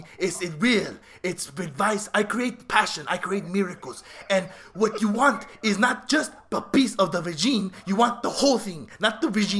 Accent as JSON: {"language": "English", "region": "New Jersey", "country": "United States", "said": "Okay, I'm from New Jersey, okay?"}